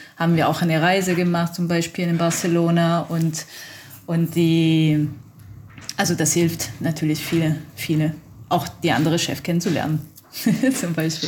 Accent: Italy; German is a second language; moved away as an adult; now in Germany; ich bin Italienerin und kam ich eigentlich in Deutschland ein Jahr davor, könnte ich Deutsch ein bisschen reden

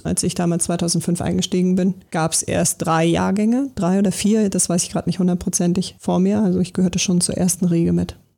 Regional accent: Berlin, Germany; ich äh, bin ja gebürtig aus Berlin

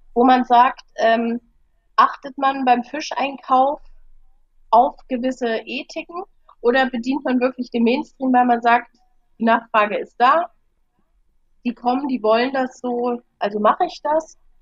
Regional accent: Germany; wenn ich als Deutsche

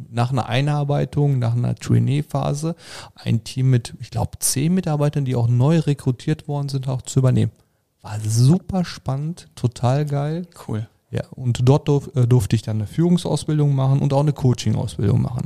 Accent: Sauerland, North Rhine-Westphalia, Germany; geboren bin ich im Sauerland

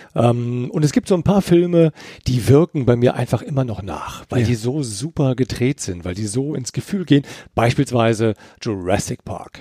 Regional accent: Eifel, Germany; ich bin ja in, in der Eifel groß geworden

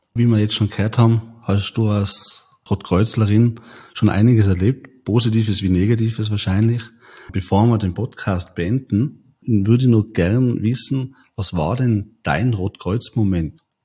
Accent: Tyrol, Austria; bei uns in Tirol

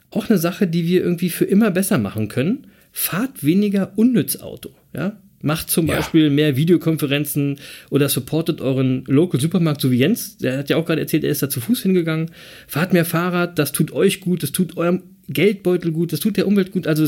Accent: Berlin, Germany; als Berliner würde ich sagen, was eine coole Type

